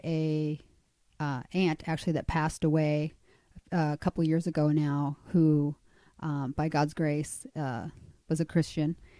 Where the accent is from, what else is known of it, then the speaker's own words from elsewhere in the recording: Chile; moved away; I'm actually from Chile. I was born in South America.